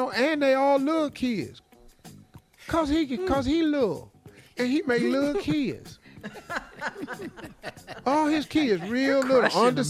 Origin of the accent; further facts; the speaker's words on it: Cleveland, Ohio, United States; Engineer Dave is from Kansas City. Mm-hmm. I'm from Cleveland.